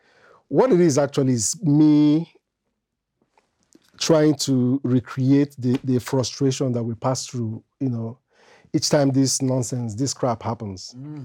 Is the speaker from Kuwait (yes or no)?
no; Belgium; As early as 3, while growing up in Belgium, I have an elder brother.